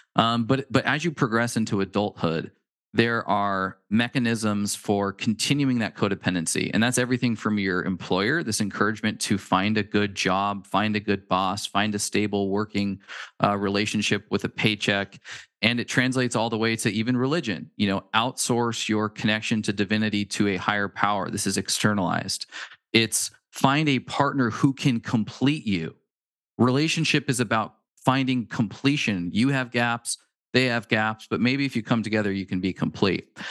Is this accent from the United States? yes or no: yes; Pacific Northwest, United States; We're from the Pacific Northwest